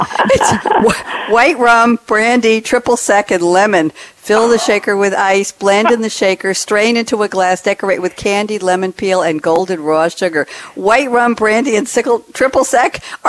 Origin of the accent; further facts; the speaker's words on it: New York, United States; also born or lived in Queens, New York / Great Neck, New York; I was born in Queens, New York, and raised in Douglaston, and ended up back in Great Neck for 34 years. So I think I'm a native New Yorker, too